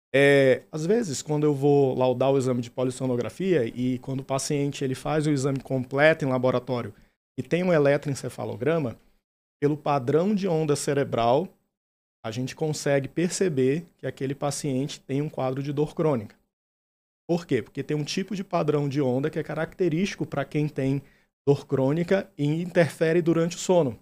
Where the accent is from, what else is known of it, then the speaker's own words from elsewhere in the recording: interior of Pará, Brazil; moved away; also born or lived in São Luís, Maranhão; eu sou natural do interior do Pará, mas minha família mudou para São Luís do Maranhão e fiz faculdade.